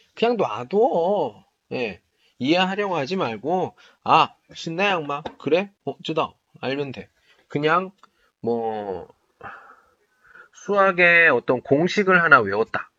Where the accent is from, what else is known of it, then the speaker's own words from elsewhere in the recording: South Korea; now in China; 나 한국 사람이고